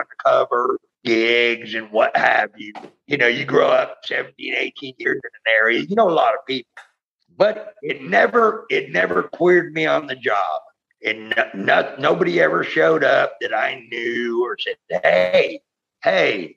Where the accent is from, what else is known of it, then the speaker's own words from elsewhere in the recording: San Francisco, California, United States; moved away as an adult; also born or lived in Key West, Florida; that's my hometown